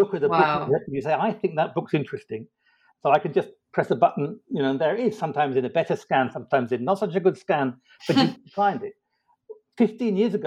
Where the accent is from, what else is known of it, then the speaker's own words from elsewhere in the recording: London, United Kingdom; moved away as an adult; also born or lived in Oxford / Israel; now in United States; I was born in London and educated there.